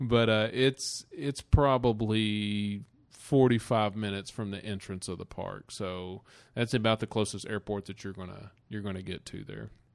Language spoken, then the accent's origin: English; United States; we're from the Smoky Mountains